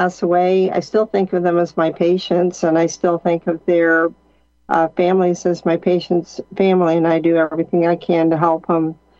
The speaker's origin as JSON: {"language": "English", "region": "California", "country": "United States", "moved": "yes", "lives_now": "Missouri, United States", "said": "So I moved around quite a bit, but I moved to Missouri in 2003, and I ran for coroner, and I was the weirdo from California"}